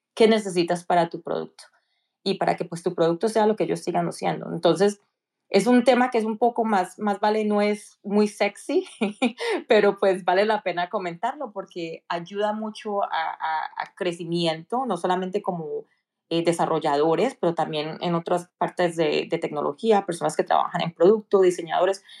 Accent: Cali, Valle del Cauca, Colombia; moved away as an adult; now in United States; soy originalmente nací y crecí en Cali, Colombia.

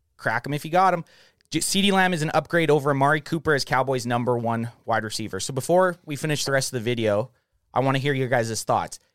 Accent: Canada; We're from Canada

